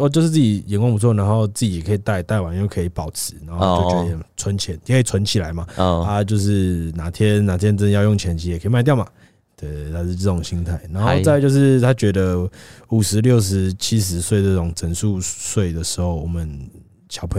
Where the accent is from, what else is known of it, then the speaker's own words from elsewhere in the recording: Beitou, Taipei, Taiwan; 对啊，就我老家那边。